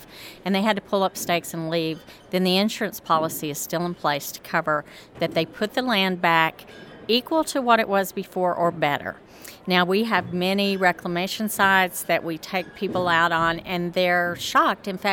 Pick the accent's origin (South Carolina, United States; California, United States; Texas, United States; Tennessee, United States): Texas, United States; Amarillo; moved away as an adult; now in Denver, United States; I'm from Amarillo, Texas originally, spent all my life there and moved to Denver 13 years ago